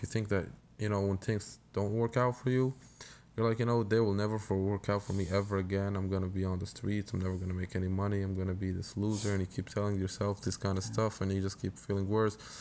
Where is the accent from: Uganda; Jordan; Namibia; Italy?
Jordan; moved away; I grew up in Jordan